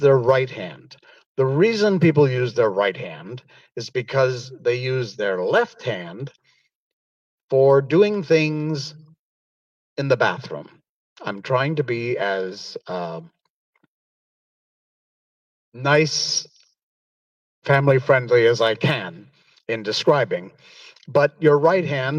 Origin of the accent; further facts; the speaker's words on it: Cornwall, Connecticut, United States; moved away as an adult; now in Malaysia; I grew up in West Cornwall, and our house was, behind our house was a mountain.